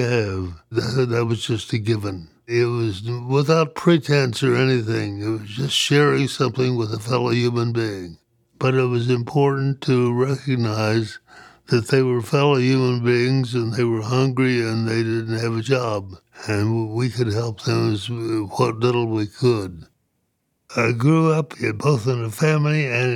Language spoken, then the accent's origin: English; Lost Creek, West Virginia, United States; also born or lived in Liberia / Illinois; now in Greeley, United States; I was born in 1927 in Lost Creek, West Virginia